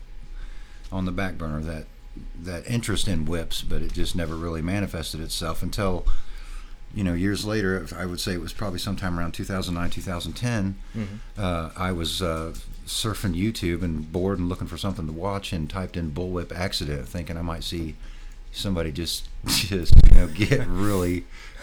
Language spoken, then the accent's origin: English; Martinsville, Indiana, United States; I grew up south of Indianapolis in a little town called Martinsville